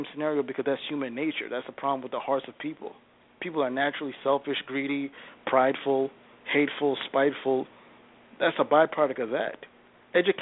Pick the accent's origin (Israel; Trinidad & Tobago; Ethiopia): Ethiopia; now in United States; I'm an African by descent. I'm naturally from Ethiopia